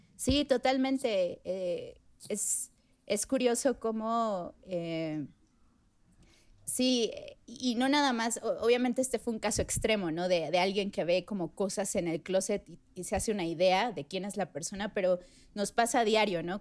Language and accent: Spanish; Mexico City, Mexico; also born or lived in Puebla; No soy poblana, soy chilanga